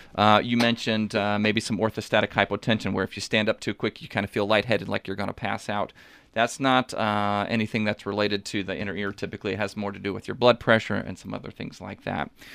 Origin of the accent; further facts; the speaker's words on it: Washington, Missouri, United States; also born or lived in San Antonio / Fort Leonard Wood; I grew up, uh, uh, kind of in the local area. I'm from Washington, Missouri originally